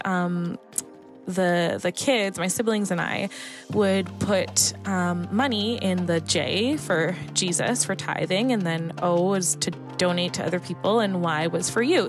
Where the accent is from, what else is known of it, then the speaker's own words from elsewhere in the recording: Toronto, Ontario, Canada; I'm from Toronto, Canada.